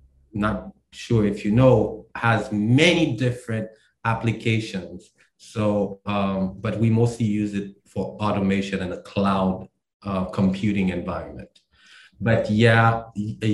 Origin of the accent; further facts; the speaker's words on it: Haiti; now in Maryland, United States; I'm from Maryland. I'm from Haiti originally. I live in Maryland.